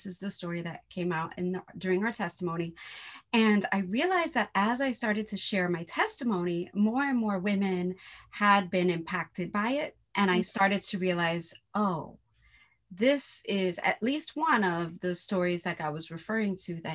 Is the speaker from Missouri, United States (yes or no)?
no; New York City, New York, United States; I'm from New York City